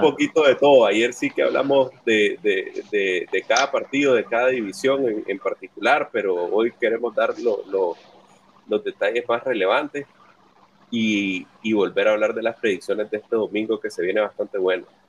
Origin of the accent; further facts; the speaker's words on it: Nicaragua; Somos dos nicaragüenses